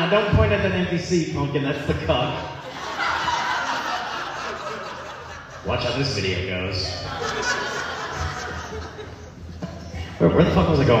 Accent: Central Iowa, United States; I'm from Center, Iowa

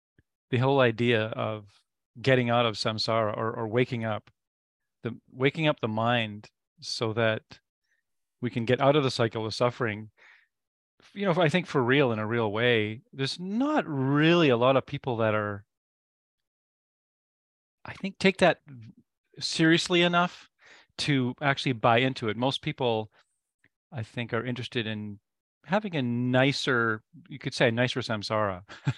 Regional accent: British Columbia, Canada; also born or lived in Nova Scotia / Ontario / Quebec / Alberta; So I was born in Nova Scotia. And we moved every 2.5 years. So I lived in Nova Scotia. I lived in Ontario. I lived in Quebec. I lived in Alberta. And then he ended up retiring in British Columbia.

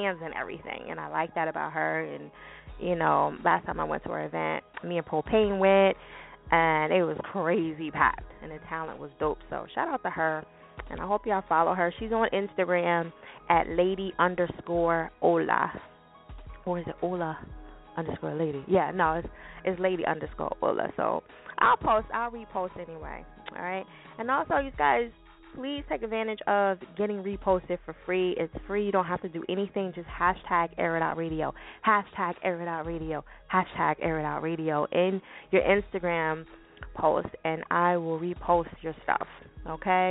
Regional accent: New Jersey, United States; Jersey, my home state, in case y'all do not know. Yes, I am from Jersey

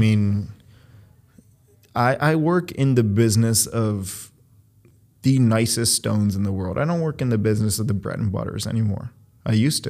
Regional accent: Cleveland, Ohio, United States; moved away as an adult; also born or lived in Beachwood, Ohio / Philadelphia, Pennsylvania; now in New York, United States; I was born in Cleveland, Ohio, or Cleveland Heights specifically. I moved to Beechwood, a largely Jewish area.

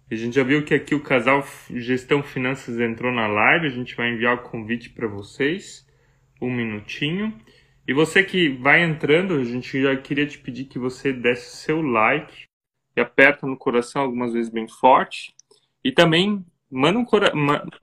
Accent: near Blumenau, Santa Catarina, Brazil; also born or lived in Germany; nós dois somos de Santa Catarina, aqui do Sul é, pertinho de Blumenau, cidade onde moramos.

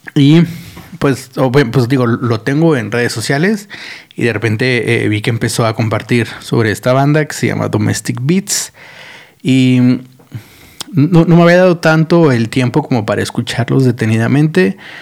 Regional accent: Mexico; como mexicanos somos unos pendejos

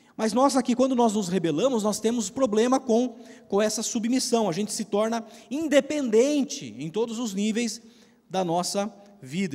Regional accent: Piracicaba, São Paulo, Brazil; moved away as an adult; also born or lived in Curitiba; eu sou de Piracicaba, né? a gente é daqui, nós, nossa família, tudo tal

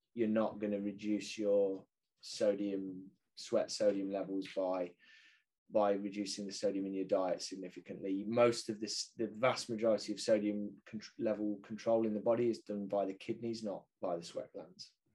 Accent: United Kingdom; I'm British

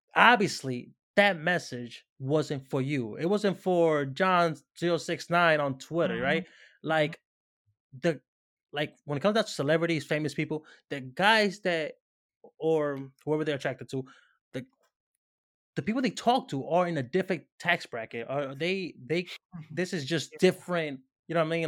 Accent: Dominican Republic; moved away; I'm Dominican. You know what I'm saying? I grew up in the Dominican Republic

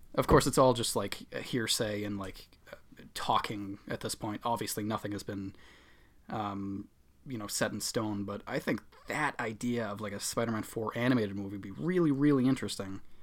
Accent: Boston, Massachusetts, United States; accent: Boston; I'm from the Boston area, so that, I guess, That's my accent

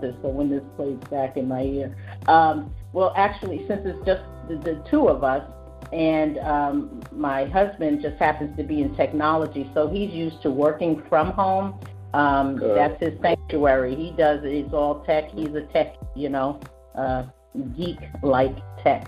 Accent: New York, United States; it's New York. I mean, that's just how it is. It's the way I was raised, my mom and everything

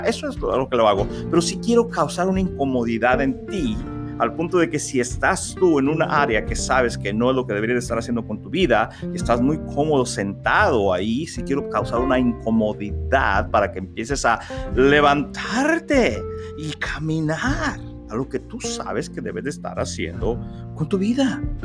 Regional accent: Mexico; moved away as an adult; also born or lived in Arkansas, United States / Monterrey, Mexico; mi país, México

